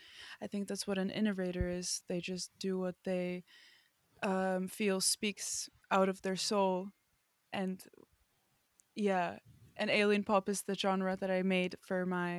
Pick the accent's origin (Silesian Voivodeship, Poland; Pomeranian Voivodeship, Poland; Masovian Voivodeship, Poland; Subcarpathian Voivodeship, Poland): Masovian Voivodeship, Poland; Warsaw; also born or lived in Florida; I come from Warsaw, Poland, and also I come from. I also grew up for a few years in Florida.